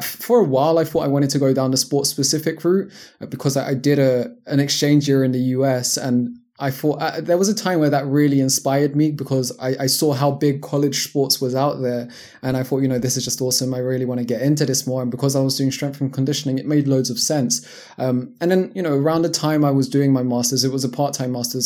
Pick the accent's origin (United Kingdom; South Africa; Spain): United Kingdom; London; moved away as an adult; also born or lived in Japan / United States; now in Portugal; born and raised in London, England.